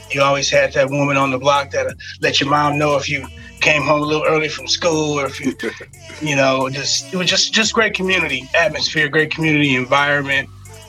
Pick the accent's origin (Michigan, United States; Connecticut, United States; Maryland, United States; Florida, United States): Michigan, United States; Detroit; moved away as an adult; now in California, United States; I love growing up in Detroit. You know, I've lived on a couple different sides of town, mostly on the west side.